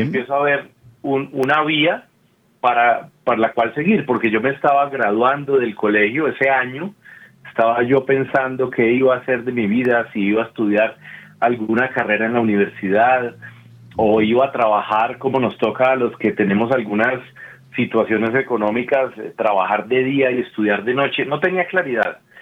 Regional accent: Colombia; soy actor colombiano, tengo 42 años.

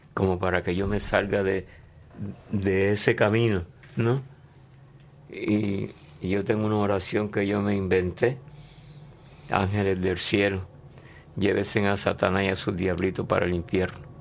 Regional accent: Hatillo, Puerto Rico; somos de Atillo

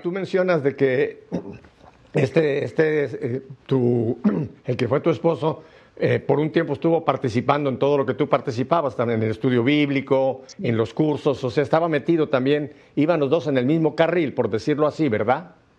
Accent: Mexico City, Mexico; Yo soy chilango de lo que llaman Ciudad de México ahora, antes era Distrito Federal

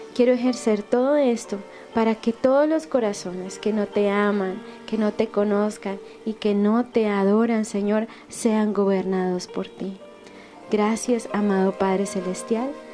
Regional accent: Bogotá, Colombia; moved away; estuve en mi ciudad natal en Bogotá

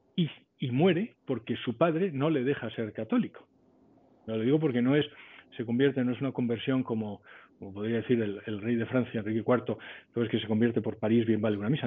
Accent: Spain; moved away as an adult; yo soy español y toda mi familia es española

